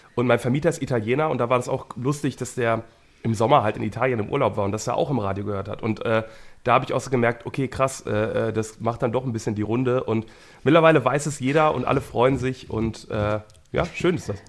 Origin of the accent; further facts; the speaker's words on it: Wuppertal, North Rhine-Westphalia, Germany; ich bin in Wuppertal geboren und ich arbeite aber ganz viel in Bochum